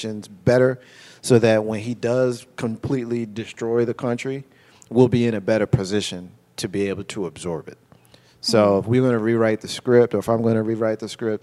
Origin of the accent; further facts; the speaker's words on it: Jersey City, New Jersey, United States; I grew up in Jersey City, New Jersey